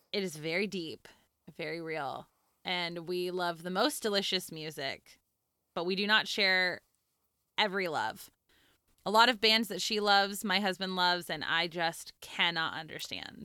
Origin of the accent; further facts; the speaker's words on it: Santa Clarita, California, United States; I grew up in Southern California. I grew up in the Santa Clarita Valley, which at the time was very tiny and now is kind of a thing, but it's a suburb of Los Angeles